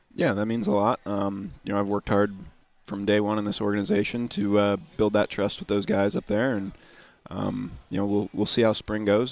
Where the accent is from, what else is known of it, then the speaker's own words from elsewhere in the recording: Indiana, United States; I'm from Indiana, so growing up, there was obviously basketball every winter